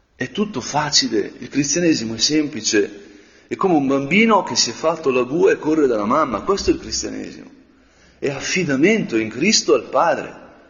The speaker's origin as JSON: {"language": "Italian", "region": "Lombardy", "country": "Italy", "tie": "born or raised there", "said": "nel mio paese quando le montagne sembrano vicine, quando le grigne e il resegone sembrano vicine"}